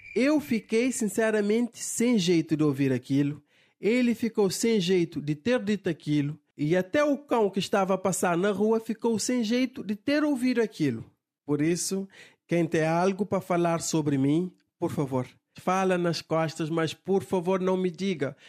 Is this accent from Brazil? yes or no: no; Cape Verde